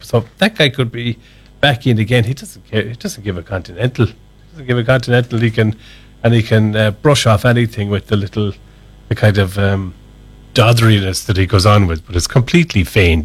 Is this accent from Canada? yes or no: no; Ireland